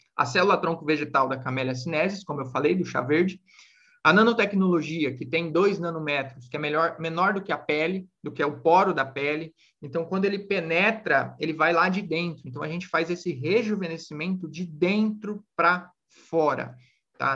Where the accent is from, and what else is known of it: Brazil